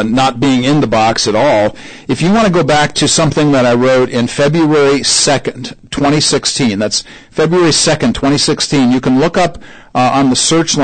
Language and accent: English; Syracuse, New York, United States; now in Indianapolis, United States; I grew up in Syracuse, New York